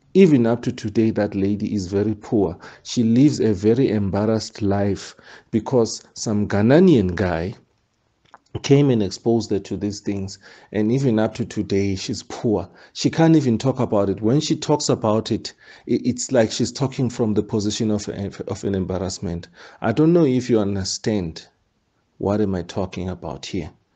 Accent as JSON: {"language": "English", "country": "South Africa", "tie": "born or raised there", "said": "a South African. Where I'm born"}